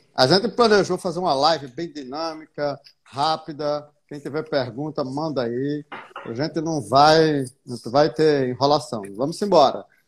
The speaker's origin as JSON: {"language": "Portuguese", "region": "Paraíba", "country": "Brazil", "said": "Sou paraibano aqui"}